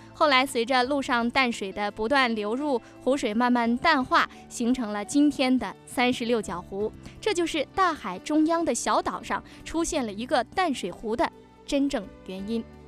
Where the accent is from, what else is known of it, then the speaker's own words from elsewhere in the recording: Pingtan, Fujian, China; 我是本地人。哦。呃，我就在马头镇